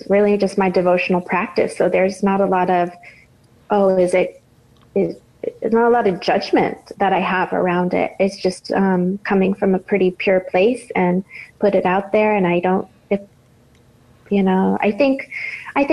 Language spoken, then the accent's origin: English; Boston, Massachusetts, United States; when I was growing up in Boston